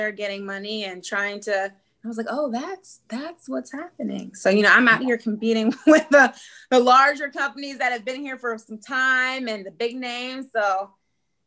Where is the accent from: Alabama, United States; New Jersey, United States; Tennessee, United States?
Tennessee, United States; moved away; Tennessee because that's my hometown